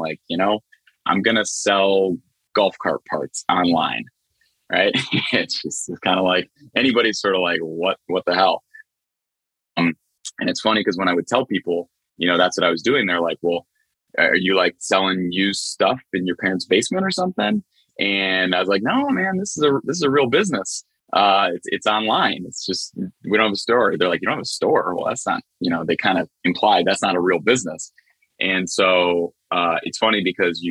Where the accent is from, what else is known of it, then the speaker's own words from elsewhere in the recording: Cleveland, Ohio, United States; I'm from Cleveland, Ohio.